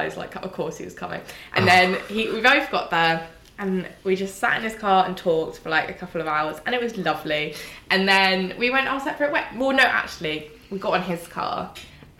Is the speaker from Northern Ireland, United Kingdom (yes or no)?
no; Surrey, South East England, United Kingdom; I was from Surrey